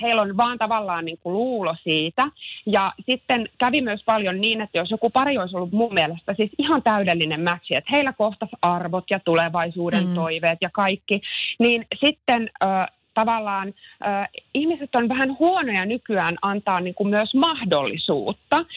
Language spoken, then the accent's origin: Finnish; Helsinki, Uusimaa, Finland; olen helsinkiläinen äiti ja yrittäjä